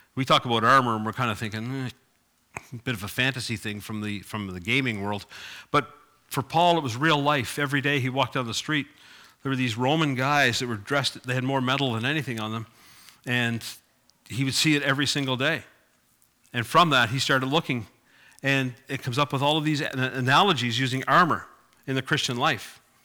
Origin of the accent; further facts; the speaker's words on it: Cape Breton, Nova Scotia, Canada; I grew up in Cape Breton